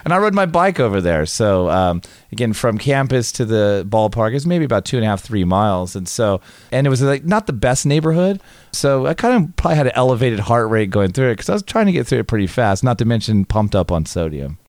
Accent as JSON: {"language": "English", "region": "California", "country": "United States", "tie": "born or raised there", "also_born_or_lived": "Tallahassee, Florida", "said": "I grew up in California"}